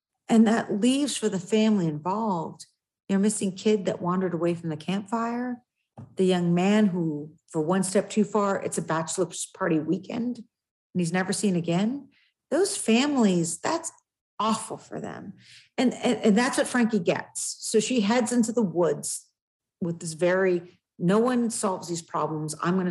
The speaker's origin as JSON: {"language": "English", "region": "West Coast", "country": "United States", "moved": "yes", "lives_now": "New Hampshire, United States", "said": "I'm also from the West Coast"}